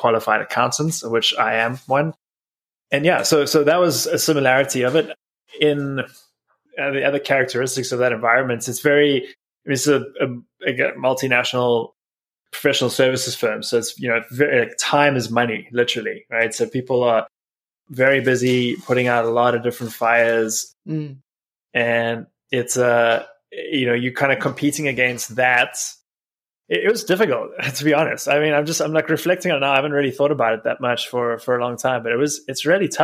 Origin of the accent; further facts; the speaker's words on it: South Africa; moved away as an adult; now in United States; I'm originally from South Africa, where I grew up, and I've been in the States for about 12 years now.